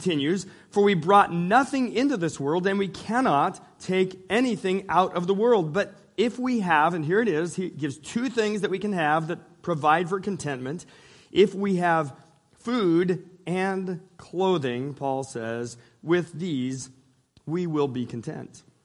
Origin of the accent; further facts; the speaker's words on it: Northern California, United States; I grew up in Northern California